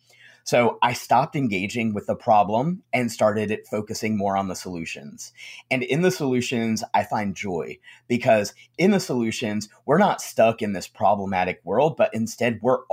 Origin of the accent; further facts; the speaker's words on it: the South, United States; especially like I live in the South. And so, you know, growing up in the South on and off, I would see that it's a very strange thing